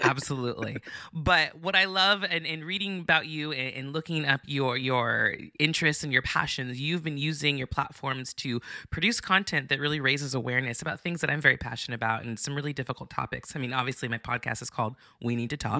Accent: Santa Barbara, California, United States; I'm from Santa Barbara

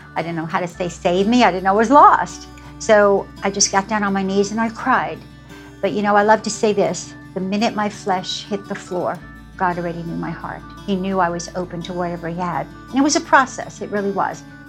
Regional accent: New York City, New York, United States; also born or lived in Germany; I grew up in New York City

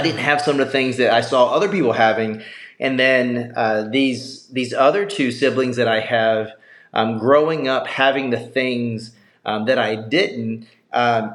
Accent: South Carolina, United States; moved away; I grew up in South Carolina.

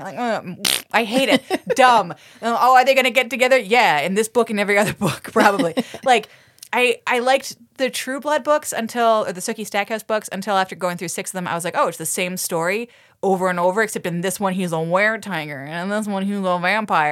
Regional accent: Toronto, Ontario, Canada; I am from Toronto.

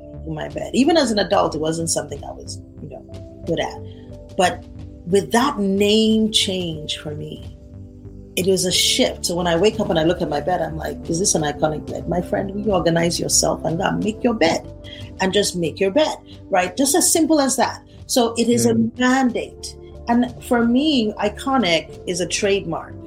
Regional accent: Nigeria; I'm a Nigerian. If you, I want you to understand the kind of background I come from

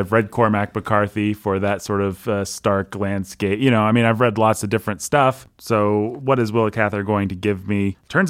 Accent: Midwest, United States; The fact that I'm a Midwesterner seems to me to be a fairly incidental fact

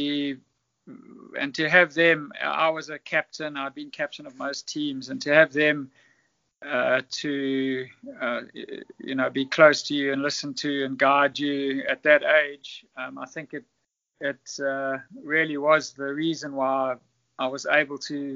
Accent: South Africa; also born or lived in Zimbabwe / Durham, England; I was born in Zimbabwe, but lived most of my life in South Africa

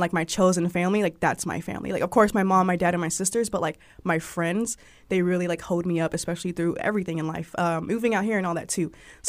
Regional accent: Savannah, Georgia, United States; And just growing up in Savannah, I've always like super active in sports.

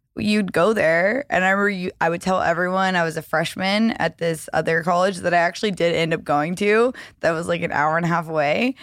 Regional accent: the South, United States; now in Los Angeles, United States; I was raised in the South

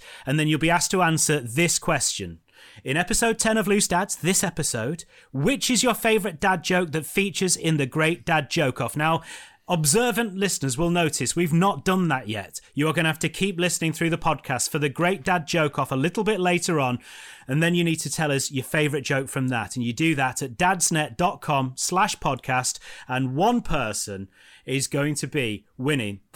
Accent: England, United Kingdom; We're English. We don't speak more than one language.

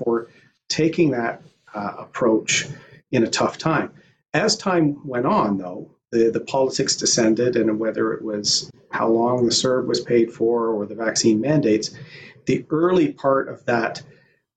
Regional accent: Bowmanville, Ontario, Canada; I'm a middle-class kid from Bowmanville

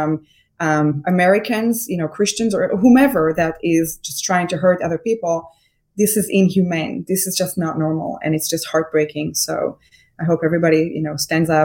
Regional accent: Israel; moved away as an adult; now in United States; So I grew up in Israel. I served 2 years in the Israeli Air Force in intelligence.

